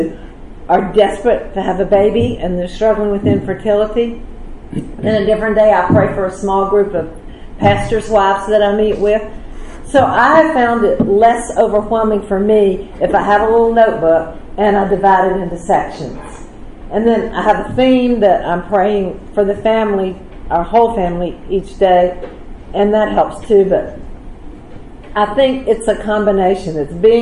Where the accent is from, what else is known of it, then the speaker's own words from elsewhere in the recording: the South, United States; Growing up in the South, you know, I grew up in a church